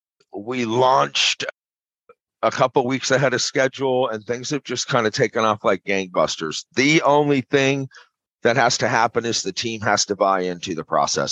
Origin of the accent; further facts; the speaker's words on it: Arizona, United States; also born or lived in California / Maui / Colorado; now in St. Louis, United States; No, I was born in California, raised in Arizona, but I've kind of been all over, man. I've lived everywhere from Maui to Colorado to California to now St. Louis.